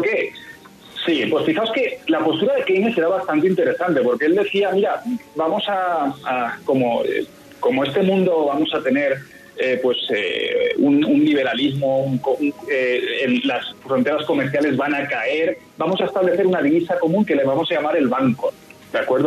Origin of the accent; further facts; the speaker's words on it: Spain; yo soy español